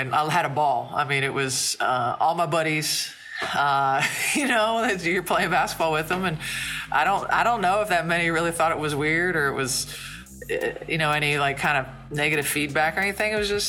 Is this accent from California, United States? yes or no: no; Logan, Ohio, United States; I was from Logan, which is an hour southeast of Columbus.